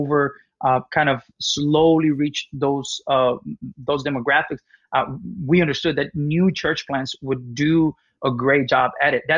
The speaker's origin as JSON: {"language": "English", "country": "Mexico", "tie": "born or raised there", "moved": "as an adult", "lives_now": "United States", "said": "I was born and raised in Mexico till I was 18."}